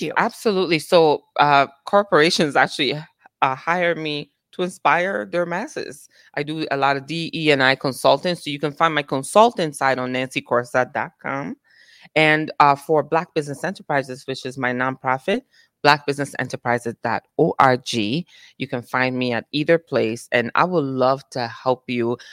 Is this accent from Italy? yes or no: yes; Italy; now in United States; born and raised in Italy